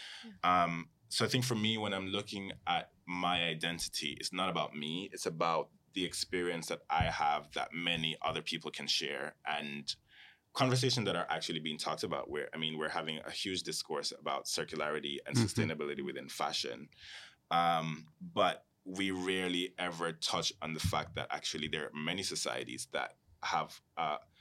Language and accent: English; Jamaica; also born or lived in Cayman Islands; because I come from a space where both when I was growing up in Jamaica and in Cayman, I was never just surrounded by people who looked like me.